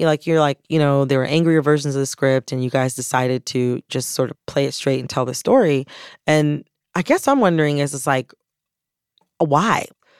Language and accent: English; Michigan, United States; moved away; I'm from Michigan. I deeply identify as a Michigander.